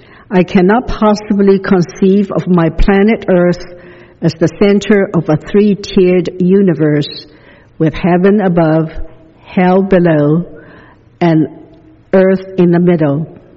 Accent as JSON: {"language": "English", "region": "the South", "country": "United States", "tie": "born or raised there", "said": "When I grew up in the South, I was taught that segregation was the will of God, and the Bible was quoted to prove it."}